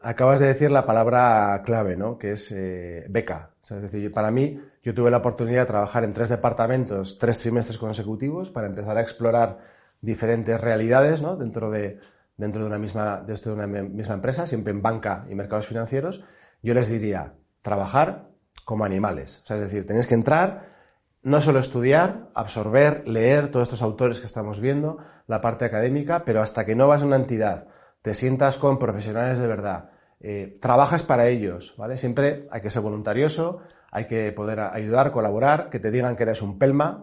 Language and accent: Spanish; Pamplona, Navarre, Spain; now in Madrid, Spain; yo soy de Pamplona, soy navarro